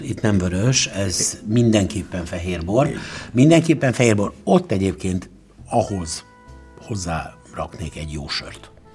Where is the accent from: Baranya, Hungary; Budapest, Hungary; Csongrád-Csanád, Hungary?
Csongrád-Csanád, Hungary; Szeged; mert szegedi vagyok